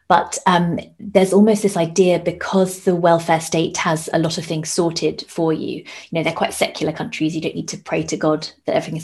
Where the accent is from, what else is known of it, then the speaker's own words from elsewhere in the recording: United Kingdom; moved away as an adult; now in Denmark; we're both British